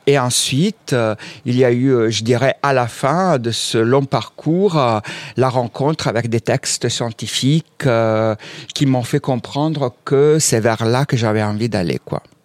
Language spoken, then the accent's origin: French; Southern Italy, Italy; now in France; moi je viens aussi du sud de l'Italie